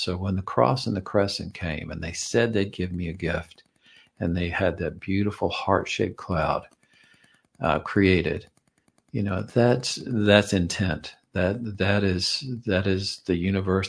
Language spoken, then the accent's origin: English; Georgia, United States; I'm from Georgia.